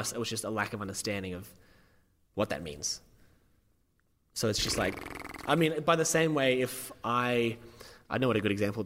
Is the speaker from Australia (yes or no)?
yes; New South Wales, Australia; I'm from New South Wales